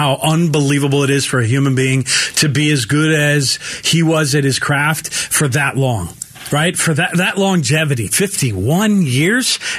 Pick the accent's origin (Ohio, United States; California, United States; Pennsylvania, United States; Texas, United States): California, United States; Bay Area; moved away; I have a lot of friends that I grew up with back in the Bay Area